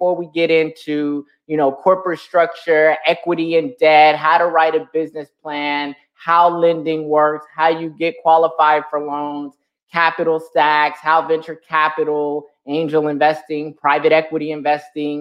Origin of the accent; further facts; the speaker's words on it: San Bernardino, California, United States; I come from San Bernardino, California. That's where I'm born and raised